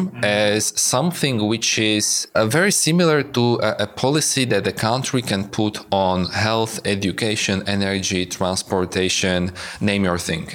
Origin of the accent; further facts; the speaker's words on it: Slovakia; moved away as an adult; I was a PhD student in political science in my home country, so in Slovakia